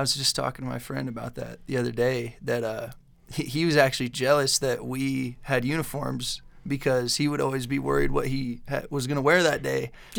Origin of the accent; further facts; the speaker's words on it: Pocatello, Idaho, United States; also born or lived in Chubbuck; I grew up in Pocatello. I've lived in Chubbuck, over in Chubbuck, like the longest time.